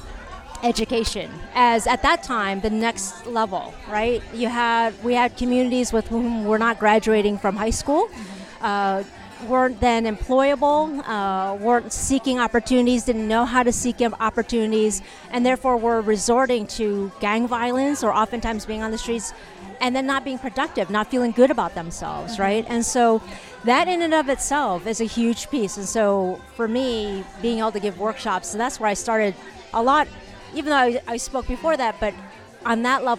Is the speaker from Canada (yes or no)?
no; United States; being Asian American, yep. Chinese American